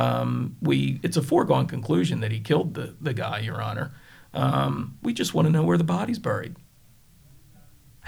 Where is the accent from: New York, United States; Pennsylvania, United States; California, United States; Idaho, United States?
Pennsylvania, United States; Delaware County; I'm from Delco